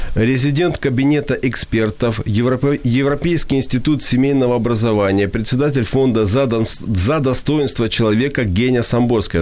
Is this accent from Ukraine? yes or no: yes; Ukraine; Russian is a second language; я украинец, с украинского перевожу